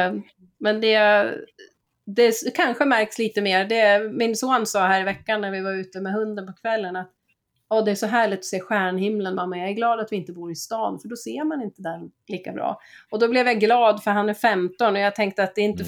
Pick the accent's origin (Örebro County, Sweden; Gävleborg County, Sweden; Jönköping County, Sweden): Gävleborg County, Sweden; Gävle; now in Skåne, Sweden; jag är ju född i Gävle, det är också en kuststad